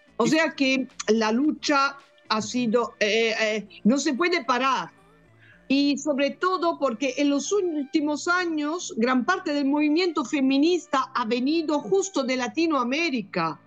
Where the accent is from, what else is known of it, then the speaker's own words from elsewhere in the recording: Italy; Spanish is a second language; moved away as an adult; also born or lived in Bologna, Italy / Barcelona, Spain / Peru; now in England; Soy italiana